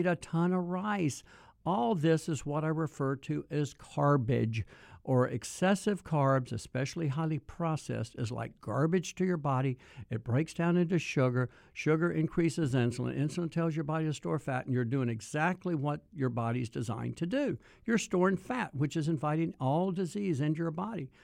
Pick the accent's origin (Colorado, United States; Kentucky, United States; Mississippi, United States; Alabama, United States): Mississippi, United States; I was born in Mississippi